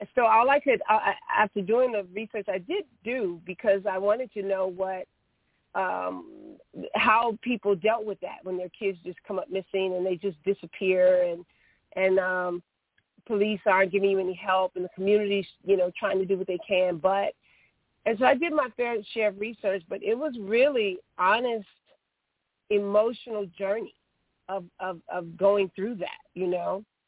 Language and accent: English; Chicago, Illinois, United States; I, I am a Chicagoan. I grew up on the West Side in the in the Austin community